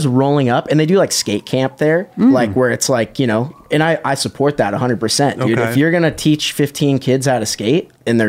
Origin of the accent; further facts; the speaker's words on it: Huntington Beach, California, United States; I grew up in Huntington Beach